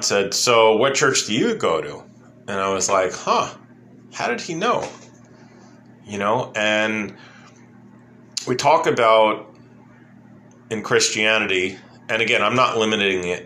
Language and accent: English; New York City, New York, United States; growing up in New York City